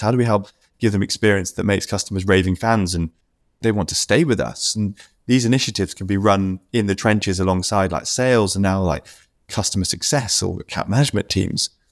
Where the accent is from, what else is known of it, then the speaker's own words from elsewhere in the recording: United Kingdom; me being a Brit